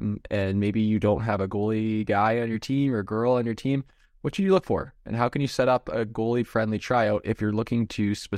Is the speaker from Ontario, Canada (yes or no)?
yes; Ontario, Canada; Because in Ontario, and actually in a bunch of other places, but we're from Ontario, so we know Ontario things, it's tryout time.